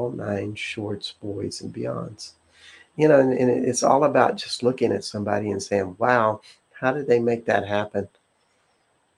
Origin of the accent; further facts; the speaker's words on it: the South, United States; I'm from the South